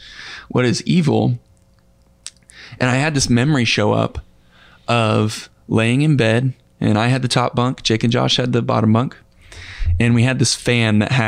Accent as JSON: {"language": "English", "region": "Northwest Florida", "country": "United States", "tie": "born or raised there", "also_born_or_lived": "Pensacola, Florida / Niceville, Florida", "said": "Grew up in Northwest Florida. So in the panhandle of Florida"}